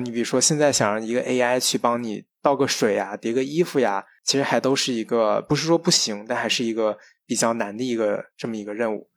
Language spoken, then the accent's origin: Chinese; China; 我们中国人